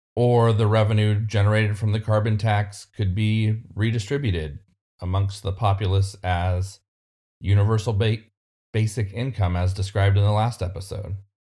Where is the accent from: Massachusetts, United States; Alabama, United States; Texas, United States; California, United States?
California, United States; my home state of California